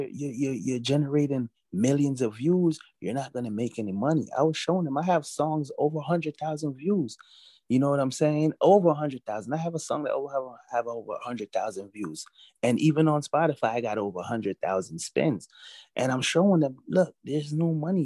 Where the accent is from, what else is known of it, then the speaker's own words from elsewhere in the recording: New York City, New York, United States; also born or lived in Jamaica; I was born in Jamaica. I was raised in Brooklyn, New York